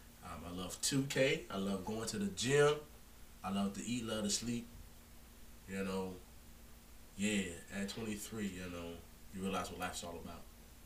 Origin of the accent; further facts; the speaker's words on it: Collinsville, Illinois, United States; I am from Collinsville, Illinois.